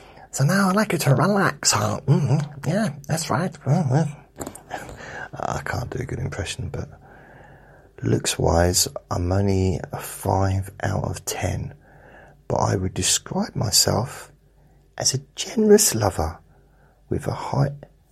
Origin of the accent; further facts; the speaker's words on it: South West England, United Kingdom; accent: Dorset; as a kid growing up in Dorset, I sounded like Wurzel Gummidge.